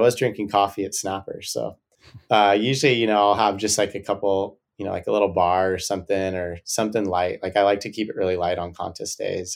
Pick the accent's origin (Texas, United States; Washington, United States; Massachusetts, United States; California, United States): California, United States; Santa Barbara; I grew up surfing here in Santa Barbara on point breaks